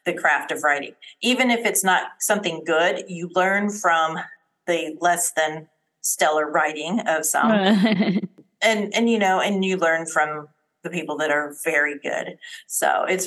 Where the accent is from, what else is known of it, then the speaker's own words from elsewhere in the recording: Colorado, United States; moved away as an adult; now in Texas, United States; I was born and raised in Colorado, married into the military, and went and lived, you know, pretty much all over the United States.